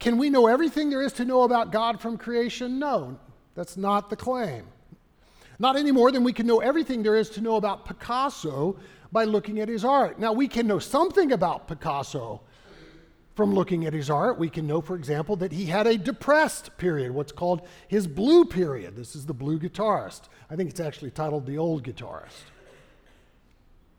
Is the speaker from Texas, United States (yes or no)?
yes; Texas, United States; As a Texan